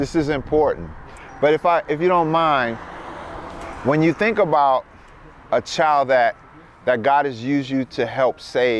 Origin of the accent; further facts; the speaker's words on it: Sarasota, Florida, United States; now in San Antonio, United States; I'm a pastor. I'm originally from Sarasota.